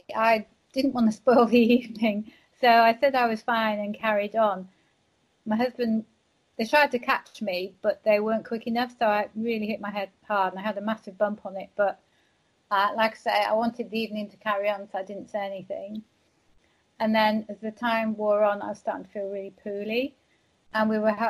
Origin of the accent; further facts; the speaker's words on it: Walsall, West Midlands, United Kingdom; born there; I'm from the UK. I'm from a place called Walsall, which is near Birmingham. Well, I was born there, but my dad was in the army, so I didn't spend that much time over there.